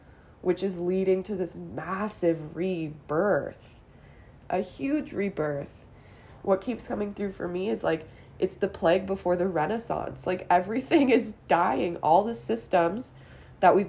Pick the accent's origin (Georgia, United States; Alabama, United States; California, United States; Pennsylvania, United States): California, United States; Los Angeles; I grew up in Los Angeles